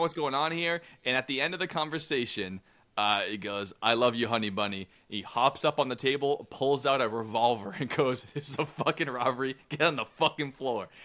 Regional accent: United States; I'm an American

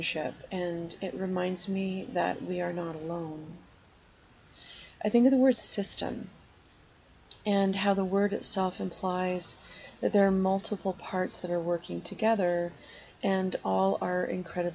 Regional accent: Algonquin Park, Ontario, Canada; I spent a lot of my growing up in Algonquin Park

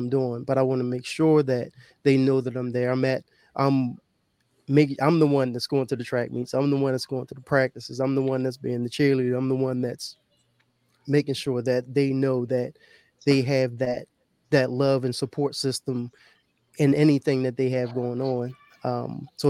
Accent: Baltimore, Maryland, United States; I grew up in Baltimore, Baltimore County for some people

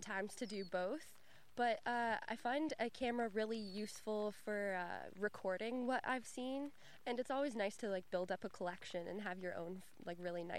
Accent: Leamington, Ontario, Canada; I am from Leamington, born and raised.

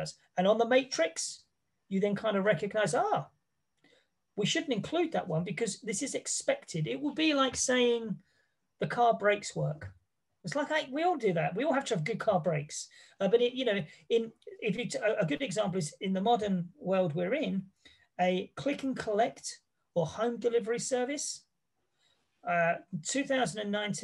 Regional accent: England, United Kingdom; I come from England

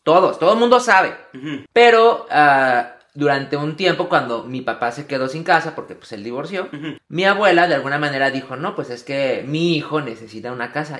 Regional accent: Mexico; now in United States; al menos en mi familia, a lo mejor en muchas también mexicanas, nosotros, el día para pedir regalos es el día de Reyes

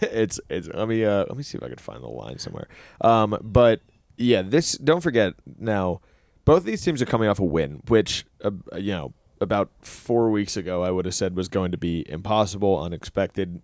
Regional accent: New York, United States; as a New Yorker and as a New York sports fan

